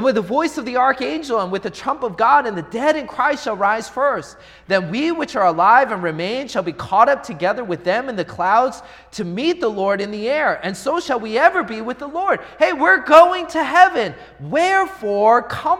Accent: Seattle, Washington, United States; moved away; I'm from Seattle.

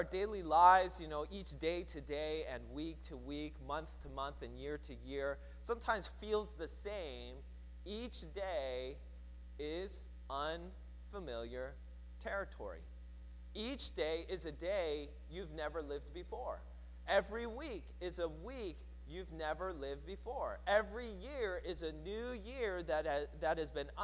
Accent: Seattle, Washington, United States; growing up in Seattle

